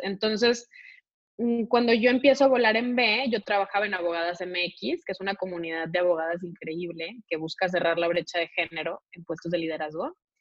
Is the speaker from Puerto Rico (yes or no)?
no; Monterrey, Nuevo León, Mexico; soy de, nací en Monterrey